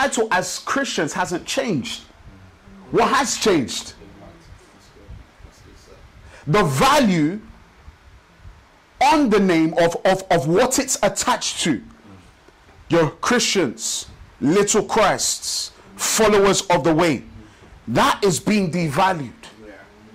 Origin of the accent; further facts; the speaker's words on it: Nigeria; now in London, United Kingdom; I'm from Nigeria, of the Yoruba tribe